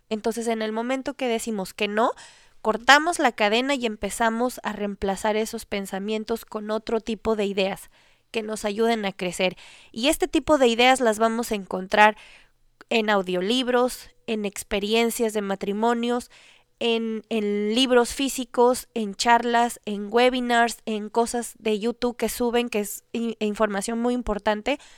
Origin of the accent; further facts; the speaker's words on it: Ecuador; yo soy de Ecuador